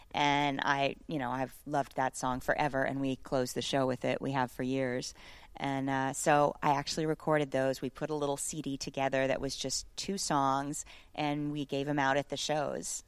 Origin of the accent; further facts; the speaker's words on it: St. Petersburg, Florida, United States; I'm just a little girl from Saint Petersburg, Florida